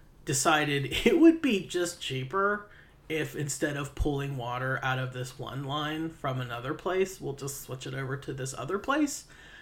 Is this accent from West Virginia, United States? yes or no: yes; Payton City, West Virginia, United States; my hometown... of Payton City, West Virginia, which is small